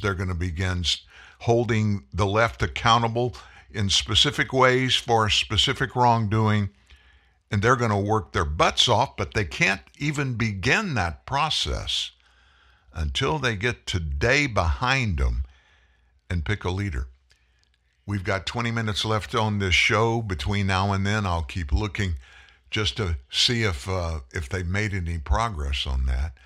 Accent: South Louisiana, United States; came from South Louisiana

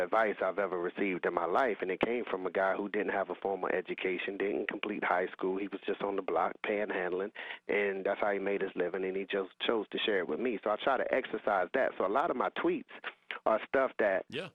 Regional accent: Raleigh, North Carolina, United States; in the housing projects that I grew up in Raleigh, a place called Lane Street

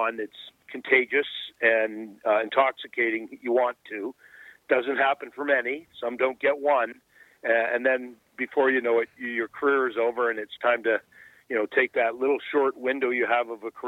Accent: Pickering, Ontario, Canada; growing up in Bay Ridges or Pickering.

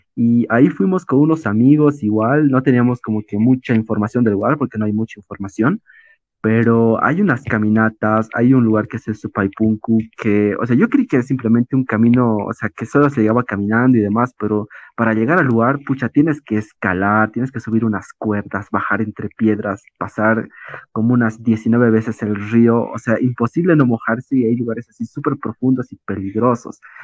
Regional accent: La Paz, Bolivia; Somos de La Paz

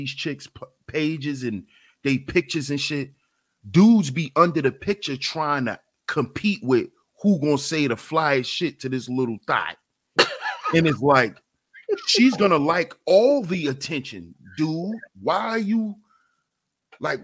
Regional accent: New York, United States; I'm from New York. So coming out my house, I'm coming out of a building

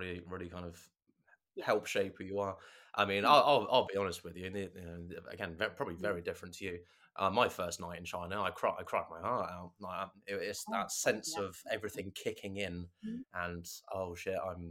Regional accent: England, United Kingdom; being English

